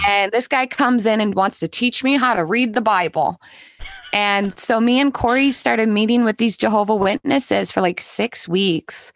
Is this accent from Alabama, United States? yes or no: no; Minnesota, United States; I grew up here in Minnesota.